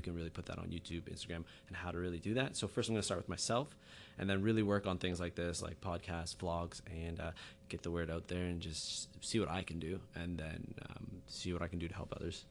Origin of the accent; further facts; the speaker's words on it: Halifax, Nova Scotia, Canada; I'm from Halifax, Nova Scotia